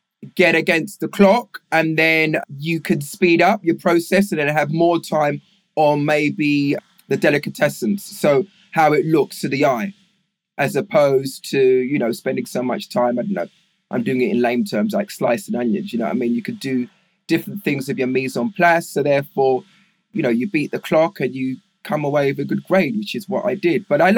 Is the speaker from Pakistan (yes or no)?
no; Walthamstow, London, United Kingdom; Well, I was born in Walthamstow, East London. Then, like I said, I went to boarding school, which was in Putney, West London. And then secondary school was in Westminster.